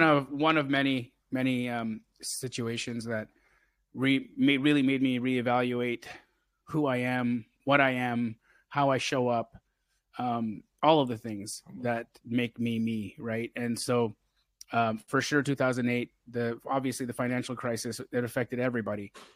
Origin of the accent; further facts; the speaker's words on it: Calgary, Alberta, Canada; I grew up in Calgary, Alberta, Canada